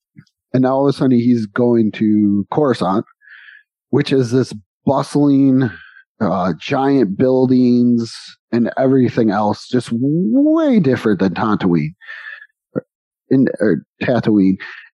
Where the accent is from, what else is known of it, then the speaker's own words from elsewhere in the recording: New York, United States; now in Texas, United States; We're from New York, from a city, many houses, many buildings, right by Buffalo, so many tall buildings. And then we come to Texas on the outside of a city where it's houses, then ranches.